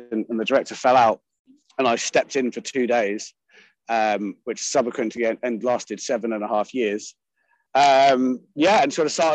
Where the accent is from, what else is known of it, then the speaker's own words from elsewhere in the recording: United Kingdom; especially as a Brit